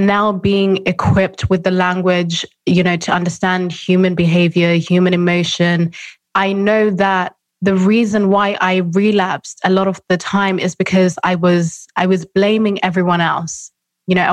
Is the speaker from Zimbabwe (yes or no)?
yes; Zimbabwe; I'm from Zimbabwe, I'm African, very conservative background